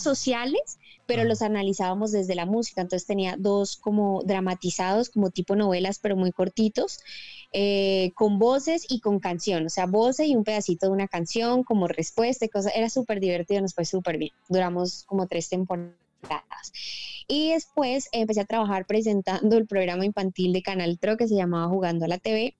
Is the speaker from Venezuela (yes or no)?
no; Bucaramanga, Santander, Colombia; moved away; also born or lived in Bogotá; me vuelvo a Bucaramanga